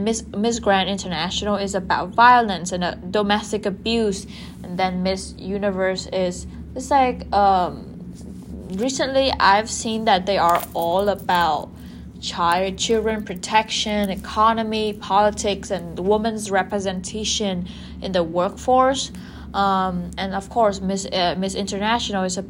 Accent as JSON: {"language": "English", "country": "Vietnam", "tie": "born or raised there", "said": "my home country, Vietnam"}